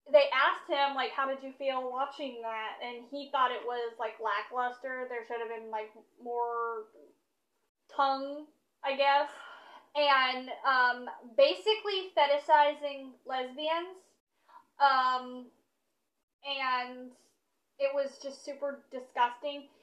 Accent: Kentucky, United States; I'm from Kentucky.

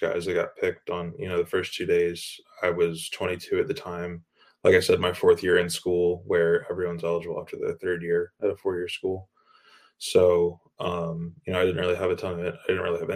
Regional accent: Apex, North Carolina, United States; I'm from Apex, North Carolina

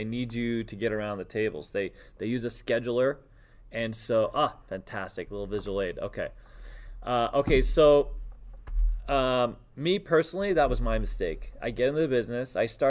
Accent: New York City, New York, United States; moved away; And I lived in New York City. Like, I grew up in New York City.

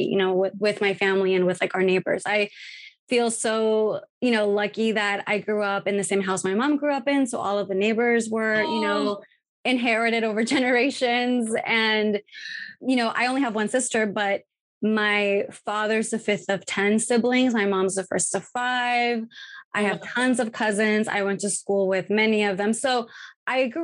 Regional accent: Tijuana, Baja California, Mexico; growing up in Tijuana in Mexico

